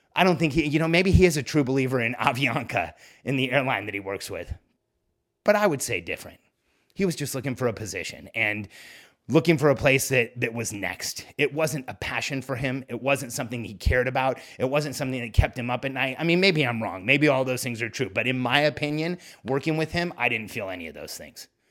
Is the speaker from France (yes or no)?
no; Mexico; moved away; the place where I was born. I'm from Mexico